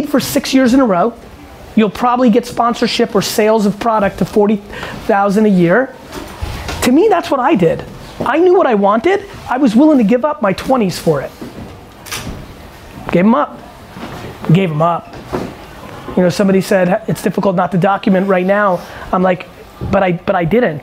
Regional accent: United States; also born or lived in Eastern Europe; as an American, you know, who was born in Eastern Europe

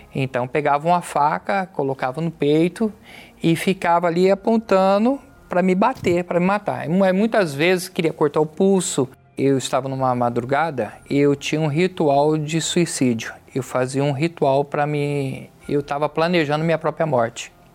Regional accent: São José do Rio Preto, São Paulo, Brazil; sou de São José do Rio Preto, estado de São Paulo

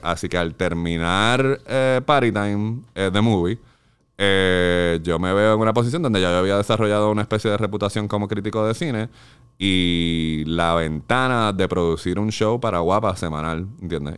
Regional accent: Carolina, Puerto Rico; moved away as an adult; also born or lived in West Covina, California; Yo soy de Carolina, de Jandir, de Country Club

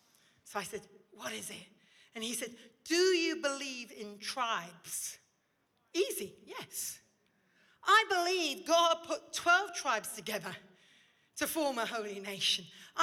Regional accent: India; now in Oxford, United Kingdom; You see, I grew up in India. I went to Indian school. I'm comfortable sitting cross-legged eating rice.

